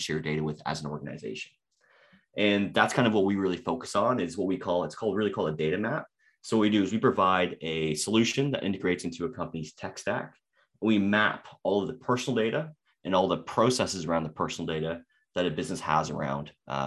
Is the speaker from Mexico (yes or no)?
no; Toronto, Ontario, Canada; Canadian, born and raised in Toronto